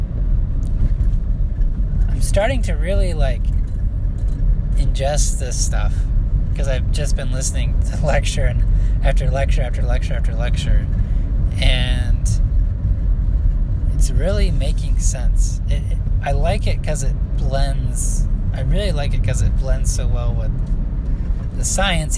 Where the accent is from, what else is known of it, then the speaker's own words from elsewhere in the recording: central Illinois, United States; I grew up in central Illinois